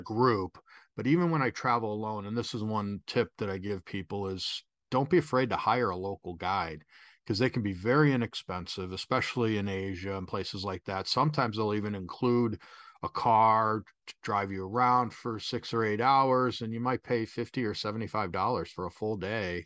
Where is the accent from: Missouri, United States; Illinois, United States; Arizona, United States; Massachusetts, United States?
Illinois, United States; Chicago; moved away; also born or lived in Mexico City / Southern California; I'm, uh, originally from Chicago